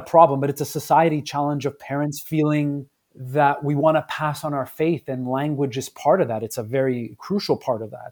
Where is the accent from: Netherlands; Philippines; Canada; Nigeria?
Canada; Quebec; also born or lived in Southern Italy (ancestry); I was born in Canada, but my parents are from Southern Italy. and hearing immigrant stories and growing up in the multilingual space